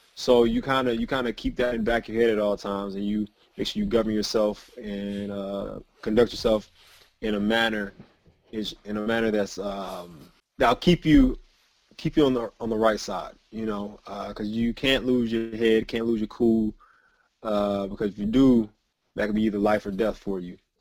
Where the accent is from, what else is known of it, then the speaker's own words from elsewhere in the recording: Georgia, United States; growing up in Georgia